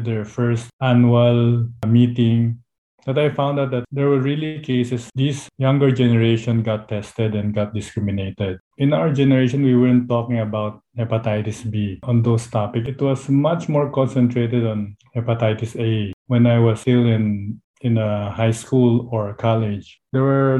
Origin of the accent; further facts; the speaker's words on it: Philippines; from the Philippines.